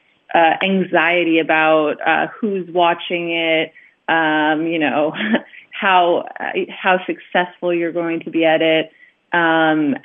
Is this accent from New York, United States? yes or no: yes; Long Island, New York, United States; moved away as an adult; now in Budapest, Hungary; I'm originally from Long Island, New York